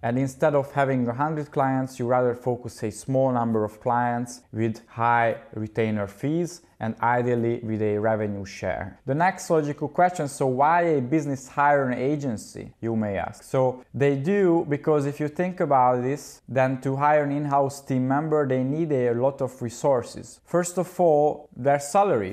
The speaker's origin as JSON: {"language": "English", "country": "Hungary", "said": "I studied geology for six years in my home country in Hungary, Budapest"}